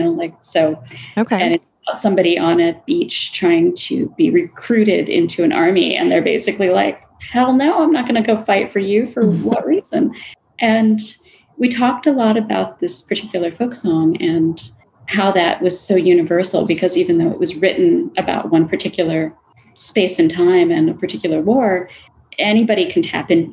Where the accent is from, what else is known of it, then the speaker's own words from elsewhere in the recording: Florida, United States; I grew up in Florida